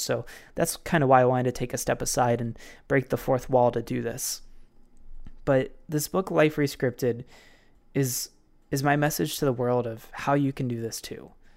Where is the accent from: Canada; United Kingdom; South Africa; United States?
United States; Baltimore, Maryland; a fitness facility in Baltimore City in Maryland, my hometown